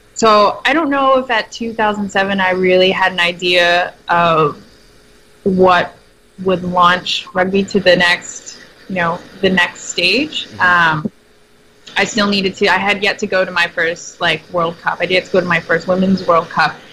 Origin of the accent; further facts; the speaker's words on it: New Jersey, United States; I'm from South Jersey, so we associate with Philadelphia in terms of sports teams.